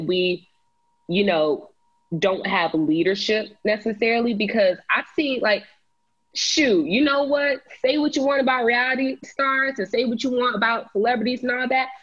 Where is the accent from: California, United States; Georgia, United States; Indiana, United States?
Georgia, United States; Cobb County; my county, my hometown county, Cobb County.